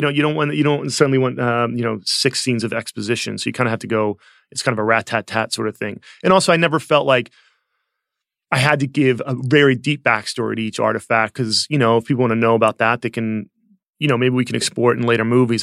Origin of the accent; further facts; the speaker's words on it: outside of Philadelphia, Pennsylvania, United States; I grew up outside of Philadelphia